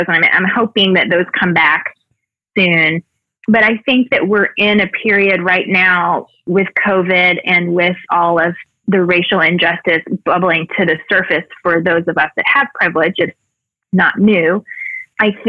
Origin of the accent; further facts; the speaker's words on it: Mobile, Alabama, United States; moved away; also born or lived in Evansville, Indiana / Louisville, Kentucky; In my hometown in Mobile